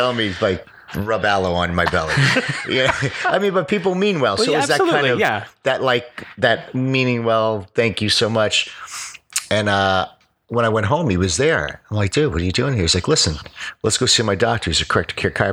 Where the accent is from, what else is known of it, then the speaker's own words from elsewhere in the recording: New York, United States; moved away; also born or lived in Sarasota, Florida / Orlando, Florida; I grew up in New York